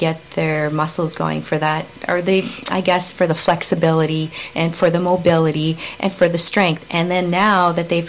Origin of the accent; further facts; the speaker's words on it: Quebec, Canada; We were growing up in Quebec